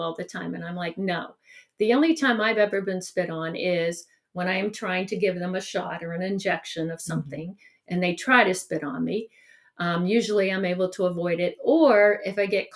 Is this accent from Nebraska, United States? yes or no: no; Salem, Ohio, United States; also born or lived in East Palestine, Ohio; It was on Stewart Road, where I grew up in Salem